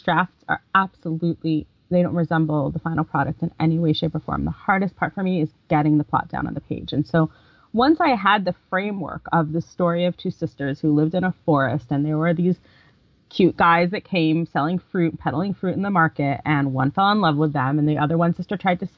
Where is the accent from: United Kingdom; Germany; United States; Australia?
United States; I was born in America, my parents were born in America, my grandparents were born in America.